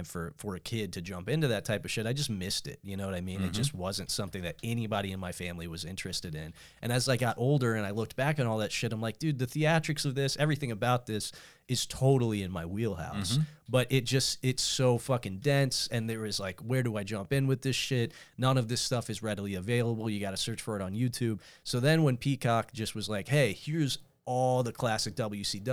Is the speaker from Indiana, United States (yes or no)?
yes; Northern Indiana, United States; I'm from Northern Indiana